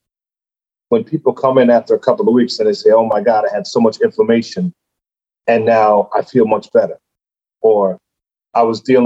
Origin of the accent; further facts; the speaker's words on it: New York City, New York, United States; I'm from Brooklyn, New York, Bedford-Stuyvesant